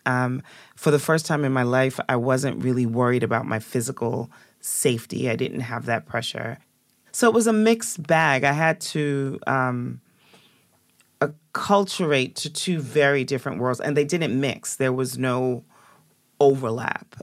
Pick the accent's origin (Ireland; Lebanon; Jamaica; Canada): Jamaica; I was born in Jamaica in a place called Beeson Spring